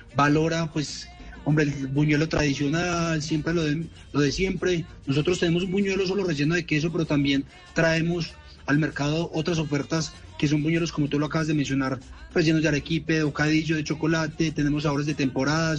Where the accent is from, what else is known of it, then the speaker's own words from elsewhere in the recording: Manizales, Caldas, Colombia; accent: paisa; yo soy de Manizales